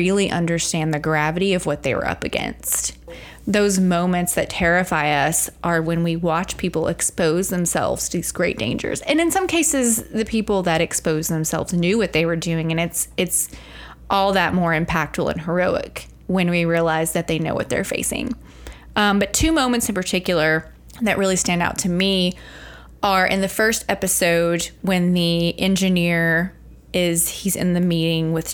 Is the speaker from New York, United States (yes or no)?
no; Arkansas, United States; growing up in Arkansas